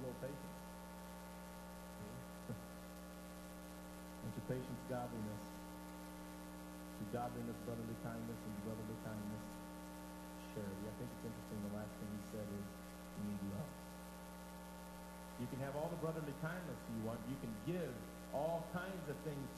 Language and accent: English; Michigan, United States; I said, I'm from Michigan.